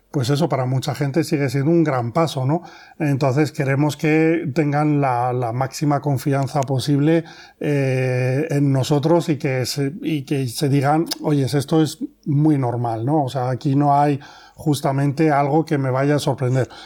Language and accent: Spanish; France; now in Spain; nosotros eh, venimos de Francia y veníamos ya con una experiencia en este sector de actividad y aquí en España